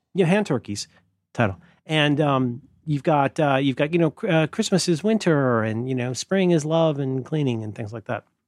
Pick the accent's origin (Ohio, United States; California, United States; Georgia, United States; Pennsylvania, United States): Ohio, United States; moved away; growing up in Ohio